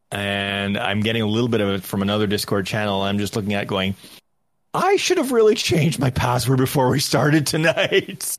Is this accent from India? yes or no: no; Canada; I'm Canadian